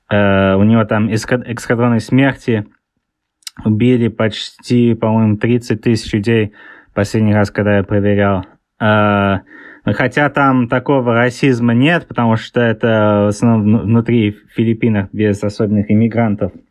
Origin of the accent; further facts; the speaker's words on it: England, United Kingdom; also born or lived in Saint Petersburg, Russia; А, я, я родился в Питере, но тогда еще был э, Ленинград. А, мы там переехали вокруг мира и оказались в Англии. Я большинство жизни э, провел в Англии, поэтому у меня акцент такой странный.